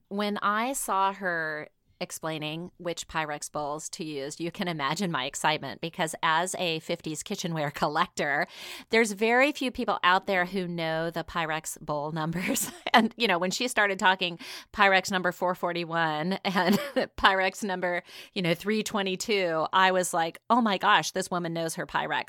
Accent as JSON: {"language": "English", "region": "Washington", "country": "United States", "said": "I'm from Washington State"}